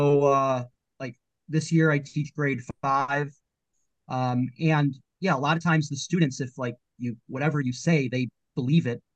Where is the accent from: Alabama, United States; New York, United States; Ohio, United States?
New York, United States; Buffalo; born or raised there; moved away as an adult; also born or lived in Tel Aviv, Israel; now in Shanghai, China